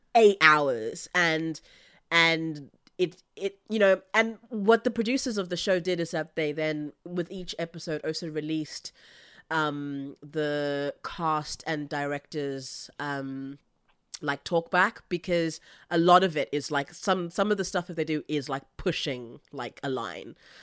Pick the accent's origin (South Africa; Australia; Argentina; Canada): South Africa; I, I come from South Africa